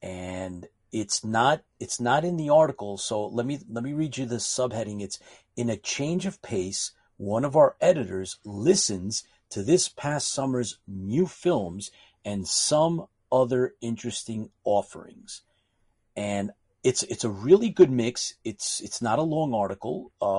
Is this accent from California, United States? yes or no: no; New York City, New York, United States; well, I grew up in New York City.